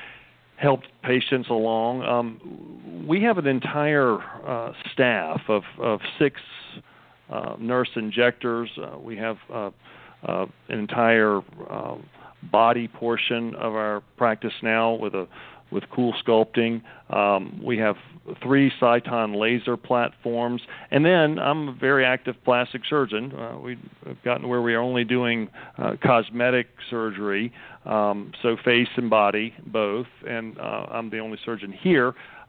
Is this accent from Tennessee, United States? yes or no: no; Raleigh, North Carolina, United States; moved away as an adult; also born or lived in Virginia / Kansas City; I'm originally from Raleigh, so I've come back to my own hometown to practice medicine